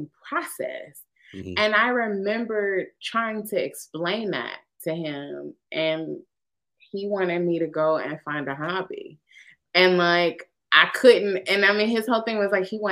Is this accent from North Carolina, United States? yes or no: yes; Winston-Salem, North Carolina, United States; Wake Forest is in my hometown